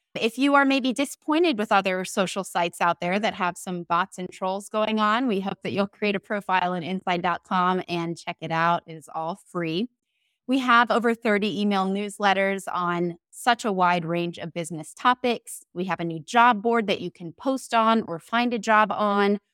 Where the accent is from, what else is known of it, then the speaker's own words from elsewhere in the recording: St. Petersburg, Florida, United States; I'm in Florida, Saint Petersburg, my hometown